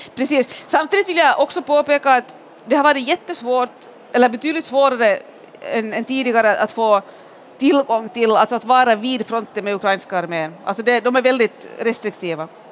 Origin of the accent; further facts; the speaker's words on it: Pargas, Southwest Finland, Finland; moved away; i Pargas i sydvästra Finland där, där jag är född och där jag alltid är på somrarna